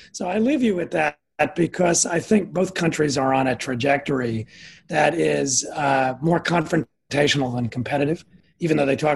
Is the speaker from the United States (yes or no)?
yes; United States; also born or lived in Midwest / Washington; as an American, I'm biased about this.